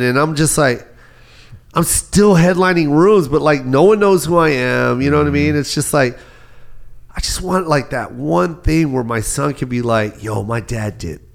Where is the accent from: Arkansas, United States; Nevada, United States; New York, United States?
Nevada, United States; Las Vegas; I'm from Vegas